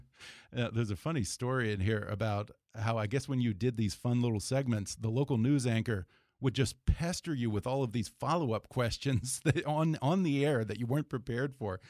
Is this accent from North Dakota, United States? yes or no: no; Houston, Texas, United States; growing up in Houston